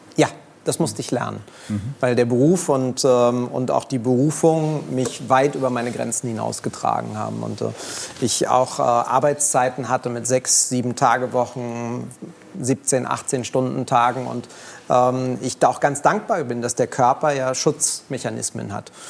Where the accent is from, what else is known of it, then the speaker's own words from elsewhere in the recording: Berlin, Germany; Ich bin in Kreuzberg groß geworden